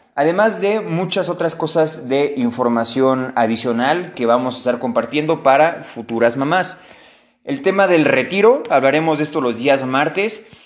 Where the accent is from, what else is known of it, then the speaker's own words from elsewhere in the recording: Mexico; a todos como mexicanos